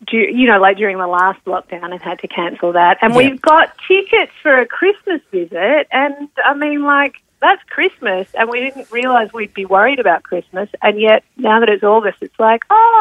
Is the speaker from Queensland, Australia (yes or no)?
no; Victoria, Australia; I'm from Victoria.